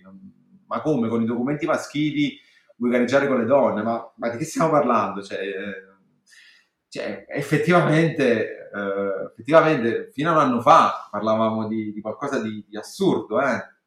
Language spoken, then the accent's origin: Italian; Naples, Campania, Italy; io sono a Napoli, sono napoletana, vi parlo che negli anni 80 ero adolescente